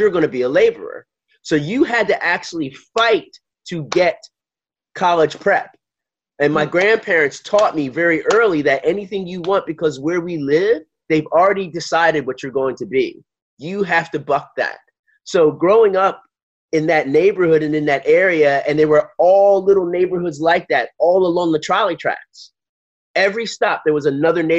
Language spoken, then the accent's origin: English; Philadelphia, Pennsylvania, United States; moved away as an adult; growing up in Philly, in the suburbs